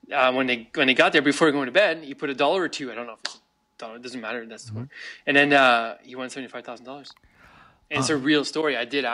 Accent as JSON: {"language": "English", "town": "Montreal", "region": "Quebec", "country": "Canada", "said": "being a Canadian, especially from Montreal"}